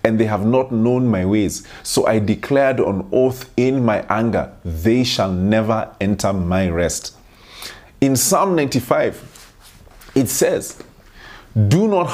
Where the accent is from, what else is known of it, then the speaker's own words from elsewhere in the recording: Kenya; I grew up in Kenya